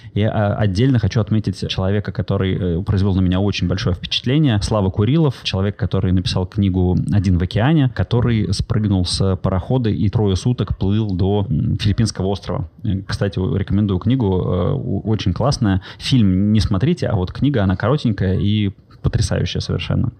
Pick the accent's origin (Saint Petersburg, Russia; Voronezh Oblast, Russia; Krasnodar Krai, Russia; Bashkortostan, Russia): Saint Petersburg, Russia; moved away as an adult; also born or lived in Bali; я как коренной петербуржец